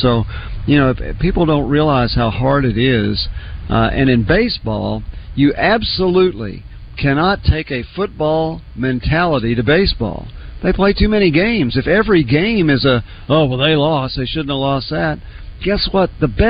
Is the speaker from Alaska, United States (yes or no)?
no; Oklahoma City, Oklahoma, United States; I grew up in Oklahoma City